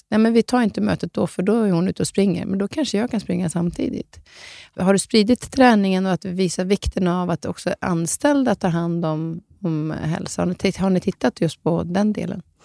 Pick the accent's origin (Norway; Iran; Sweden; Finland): Norway; moved away; jag som är från Norge som inte har sett typ mer än Oslo. Jag är född i Norge.